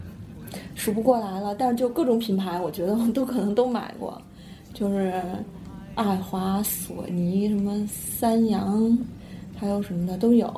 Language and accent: Chinese; northern China, China; 因为听不懂广东话，作为北方人